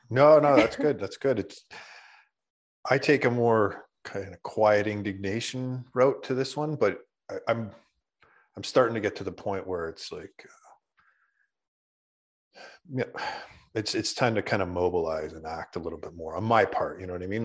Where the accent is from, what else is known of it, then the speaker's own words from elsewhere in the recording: Canada; we're Canadian